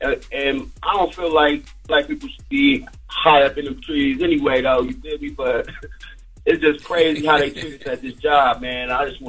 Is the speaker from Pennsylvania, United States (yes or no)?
no; Columbus, Ohio, United States; I'm from Columbus, Ohio, man, and I work for this tree trimming company.